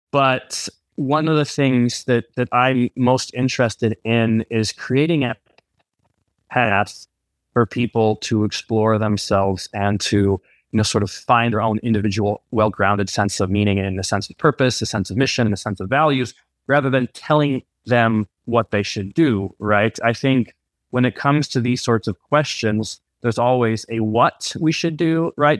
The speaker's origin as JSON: {"language": "English", "country": "United States", "tie": "born or raised there", "moved": "as an adult", "said": "I'm Swiss American. I, uh, grew up in the U S, but I spent fifteen years abroad"}